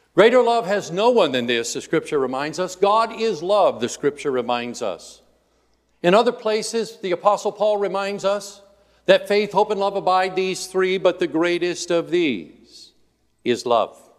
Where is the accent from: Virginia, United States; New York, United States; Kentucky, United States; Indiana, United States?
Indiana, United States; moved away; I grew up in Indiana